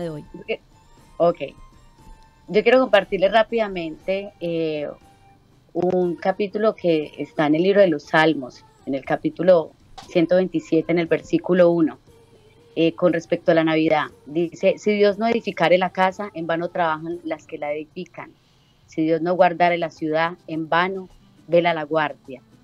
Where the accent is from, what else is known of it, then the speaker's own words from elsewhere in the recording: Girardota, Antioquia, Colombia; moved away as an adult; now in Chile; en una radio de, de mi pueblo natal, en Colombia, Medellín